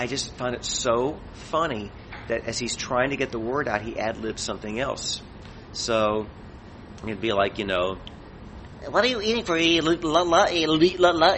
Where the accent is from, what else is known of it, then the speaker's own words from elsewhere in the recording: Midwest, United States; I'm a kid growing up in the Midwest